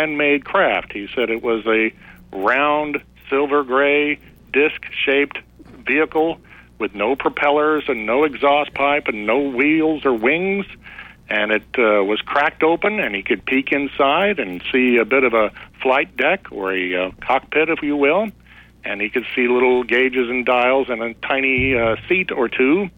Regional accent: Cape Girardeau, Missouri, United States; It's my hometown

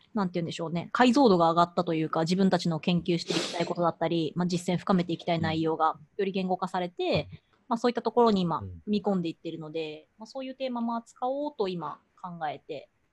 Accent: Yamaguchi, Japan; moved away; 私地元山口

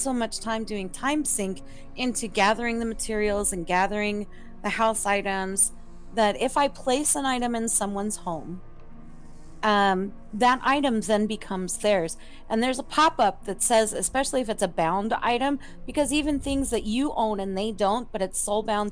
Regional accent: Mississippi, United States; I'm from Mississippi.

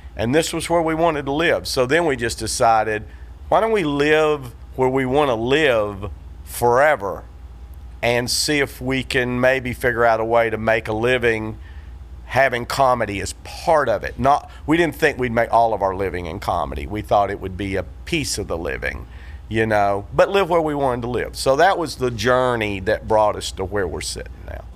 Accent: Chattanooga, Tennessee, United States; moved away as an adult; also born or lived in Memphis / Los Angeles / Denver / Sarasota; I grew up in Chattanooga

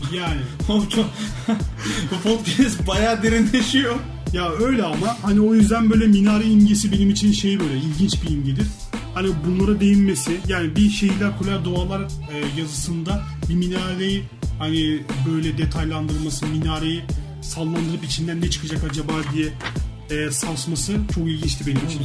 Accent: Istanbul, Turkey; ben İstanbul'da Eyüp Sultan'da büyüdüm

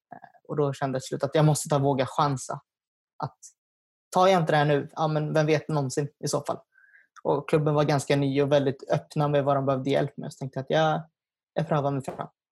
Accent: Nykvarn, Stockholm County, Sweden; first language Swedish; Jag är från Nykvarn, som ligger utanför Södertälje

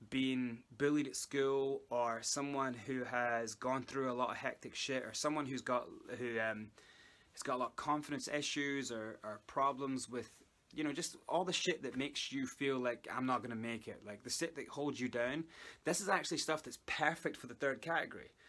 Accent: South Africa; accent: Scottish; I'm actually South African, but I learned how to speak a Scottish accent and it kind of stuck by.

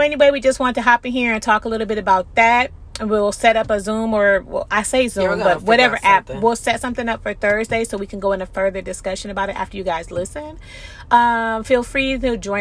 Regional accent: United States; I'm an American citizen. I was born here

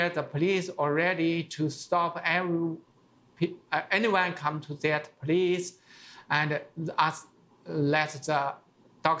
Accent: China; English is a second language; moved away; I remember 1970s in my hometown

